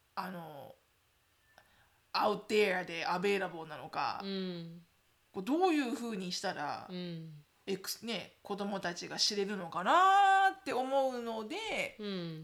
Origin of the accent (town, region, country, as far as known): Japan; now in United States